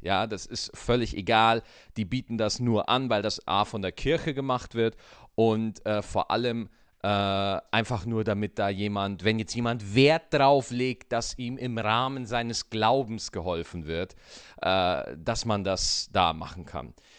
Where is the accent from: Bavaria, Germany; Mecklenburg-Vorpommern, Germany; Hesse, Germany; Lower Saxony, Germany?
Bavaria, Germany; Schwarzach; Schwarzach in Bayern, wo ich aufgewachsen bin, liegt in der Nähe des Bayerischen Waldes